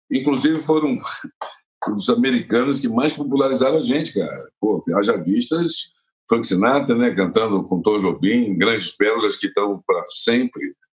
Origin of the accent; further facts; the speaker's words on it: Brazil; as pessoas sabem que eu venho do Brasil.